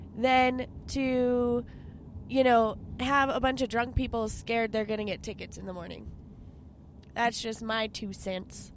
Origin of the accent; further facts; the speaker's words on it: Albuquerque, New Mexico, United States; I grew up in the Heights. Like in high school, I lived in the Heights.